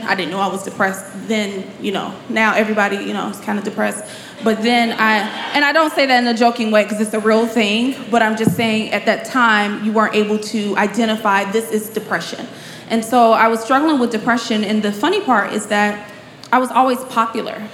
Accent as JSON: {"language": "English", "town": "Chicago", "region": "Illinois", "country": "United States", "tie": "born or raised there", "said": "I am born and raised in Chicago"}